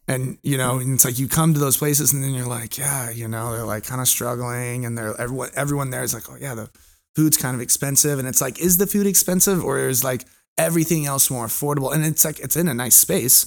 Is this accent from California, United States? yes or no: yes; California, United States; moved away; also born or lived in Hawaii; I'm originally from California, my family lives in Orange County.